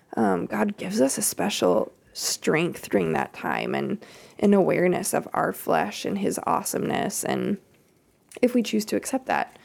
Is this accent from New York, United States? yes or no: no; Kansas, United States; I grew up in Kansas